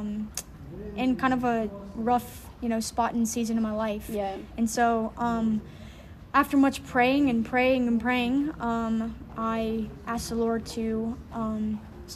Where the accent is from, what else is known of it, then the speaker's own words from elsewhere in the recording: Louisiana, United States; moved away as an adult; now in Zambia; I am from the United States of America in a little small southern state called Louisiana. I was born and raised by two incredible parents.